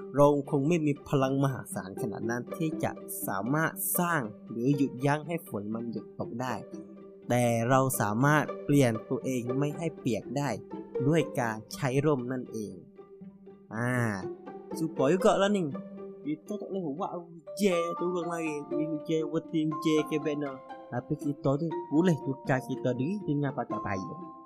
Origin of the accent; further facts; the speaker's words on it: Narathiwat, Thailand; เป็นภาษาที่ผมพูดบ่อยที่บ้านเกิดของผมนะครับที่จังหวัดนาราธ